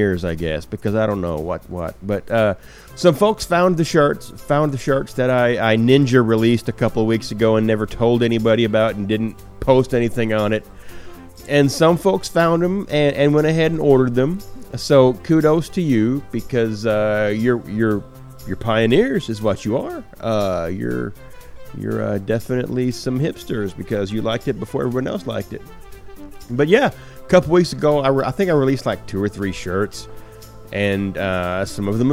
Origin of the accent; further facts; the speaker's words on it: Arkansas, United States; I'm from Arkansas. We don't even have cable down here